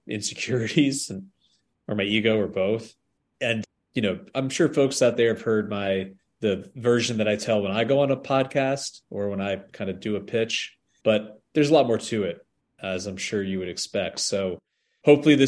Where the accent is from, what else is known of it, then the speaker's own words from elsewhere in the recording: northeast of Albany, on the Vermont border, New York, United States; northeast of Albany, New York, right on the Vermont border. And so it was very, very small place and very rural